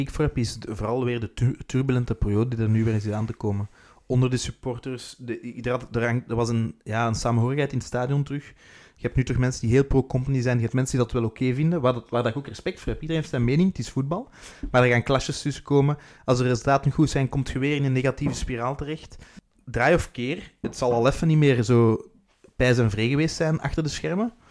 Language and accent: Dutch; Ghent, East Flanders, Belgium; accent: Ghent; Dat is … die mijn Gens accent ja, we